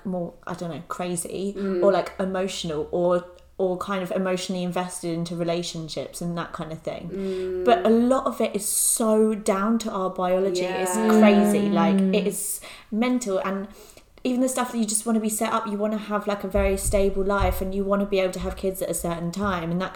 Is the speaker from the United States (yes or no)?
no; London, United Kingdom; we're from London